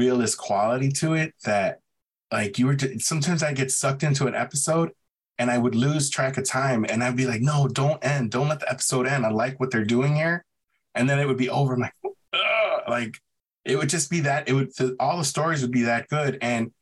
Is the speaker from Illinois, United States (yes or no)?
yes; Chicago, Illinois, United States; I grew up in Pilsen on the south side of Chicago